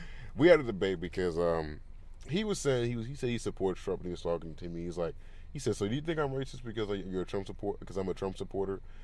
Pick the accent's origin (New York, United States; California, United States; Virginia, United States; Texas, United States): California, United States; I grew up in California